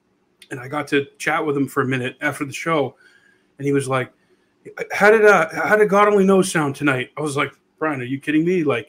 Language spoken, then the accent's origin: English; New Hampshire, United States; The next town over from where I grew up in New Hampshire